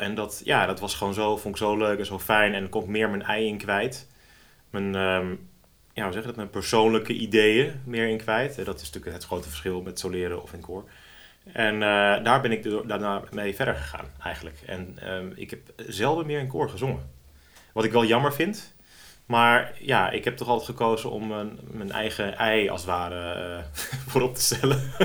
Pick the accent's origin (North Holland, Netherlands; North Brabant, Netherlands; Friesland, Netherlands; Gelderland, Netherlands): North Holland, Netherlands; Driehuis; Om precies te zijn kom ik uit Driehuis.